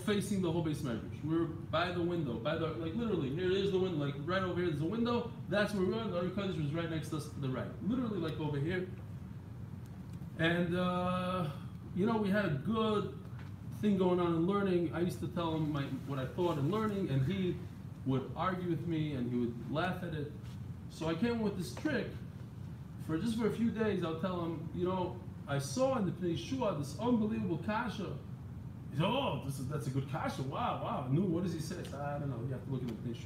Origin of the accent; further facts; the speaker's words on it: Israel; I'm from Eretz Yisrael.